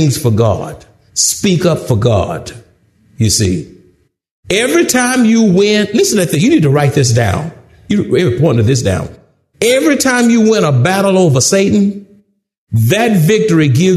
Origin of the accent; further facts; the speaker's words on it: Houston, Texas, United States; I'm from Houston